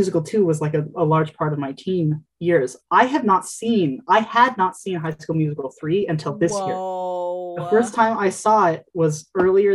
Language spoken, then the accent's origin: English; Utah, United States; now in Burlington, United States; I grew up in Utah